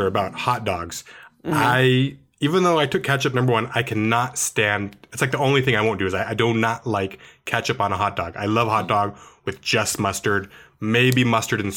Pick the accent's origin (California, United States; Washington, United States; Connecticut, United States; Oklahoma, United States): Washington, United States; Seattle; growing up in Seattle